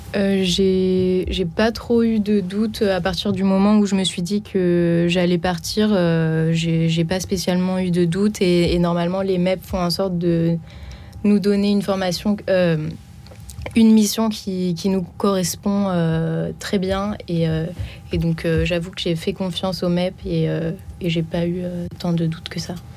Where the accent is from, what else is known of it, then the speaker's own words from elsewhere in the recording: Reims, Grand Est, France; moved away as an adult; now in Paris, France; je suis originaire de Reims